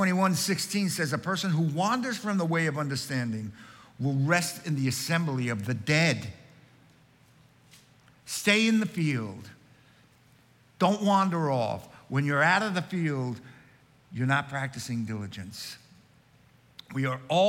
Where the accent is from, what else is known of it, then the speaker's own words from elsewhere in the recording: Long Island, New York, United States; When I was growing up on Long Island